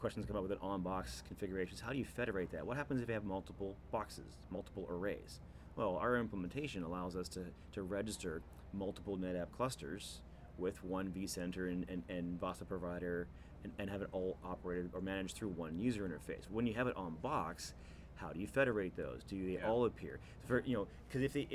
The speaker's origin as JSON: {"language": "English", "country": "Canada", "said": "me being Canadian"}